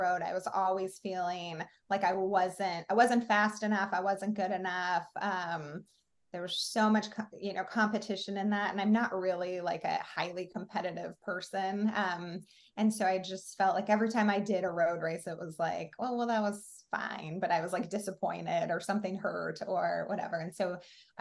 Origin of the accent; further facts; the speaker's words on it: Oregon, United States; now in MatSu Valley, Alaska, United States; I grew up in Oregon.